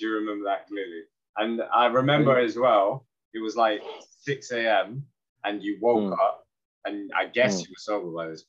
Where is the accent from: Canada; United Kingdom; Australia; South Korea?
South Korea; I'm from Korea.